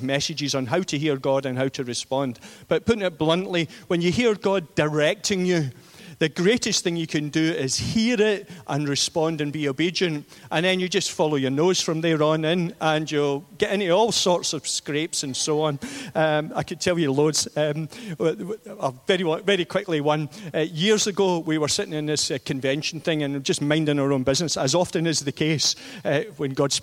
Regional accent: East Kilbride, Scotland, United Kingdom; moved away as an adult; also born or lived in London / England; in East Kilbride, which is my hometown

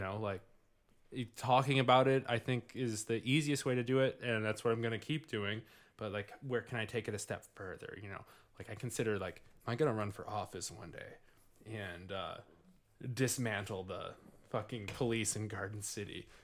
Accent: Livonia, Michigan, United States; I grew up in Livonia

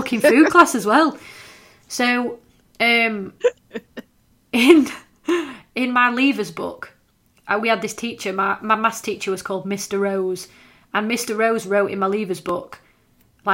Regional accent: Scawsby, Yorkshire and the Humber, United Kingdom; I was from Scoresby

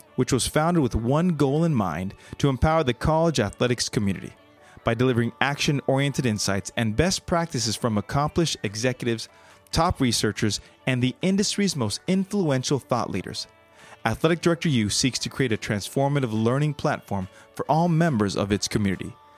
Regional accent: Los Angeles, California, United States; moved away as an adult; now in North Carolina, United States; I'm in North Carolina, but, and I'm from Los Angeles

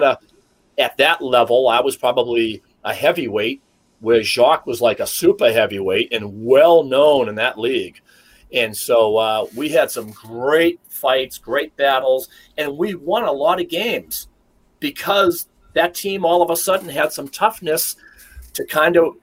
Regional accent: Boston, Massachusetts, United States; I'm from Boston

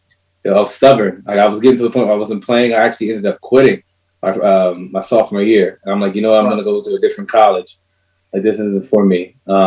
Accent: New Jersey, United States; born or raised there

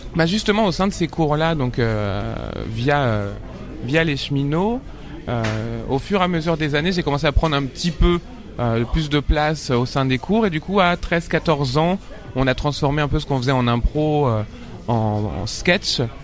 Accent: Paris suburbs, Île-de-France, France; j'ai grandi en banlieue parisienne, dans le 94

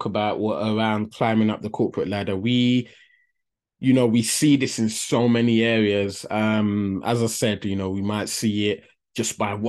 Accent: London, United Kingdom; we grew up in a deprived area of London, but a few miles down the road was the city

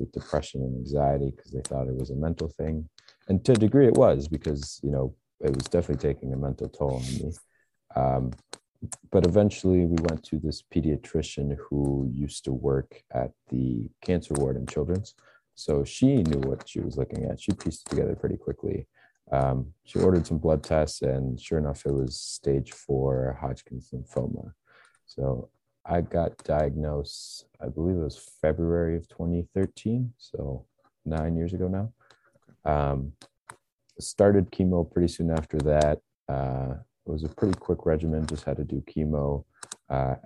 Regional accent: Wisconsin, United States; also born or lived in Guadalajara, Jalisco, Mexico / New Jersey; My family moved to the States when I was about three

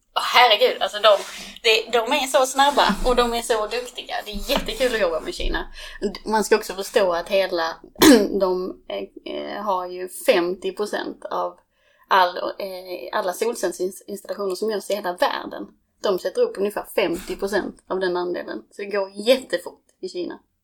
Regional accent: Skåne, Sweden; moved away as an adult; now in Stockholm, Sweden; jag är från Skåne, eh, mitt i Skåne

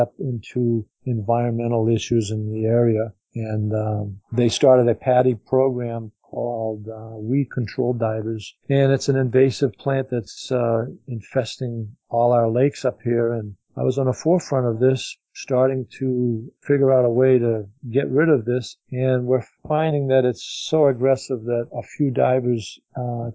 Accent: Manchester, New Hampshire, United States; we live about an hour away from the ocean where I was born in Manchester, New Hampshire

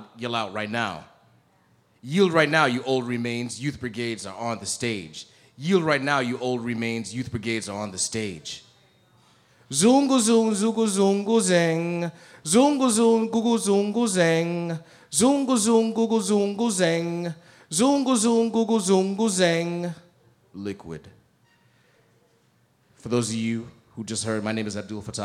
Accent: South Bend, Indiana, United States; moved away as an adult; now in New York, United States; I've been in New York 15 years, but I'm originally from Northwest Indiana, South Bend

